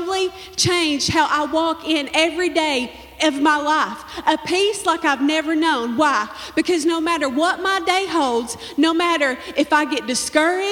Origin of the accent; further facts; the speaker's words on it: Manchester, Kentucky, United States; I'm from Manchester here in Clay County